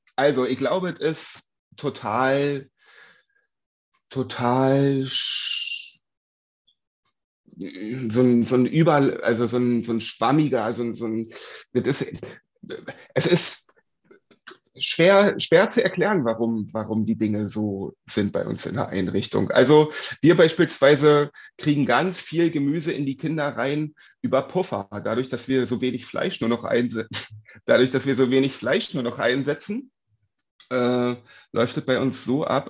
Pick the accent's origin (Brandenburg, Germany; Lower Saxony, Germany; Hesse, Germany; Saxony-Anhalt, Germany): Brandenburg, Germany; Uckermark; now in Berlin, Germany; komme ursprünglich aus der Uckermark, ähm, habe sehr viel Zeit bei meinen Großeltern auf dem Dorf verbracht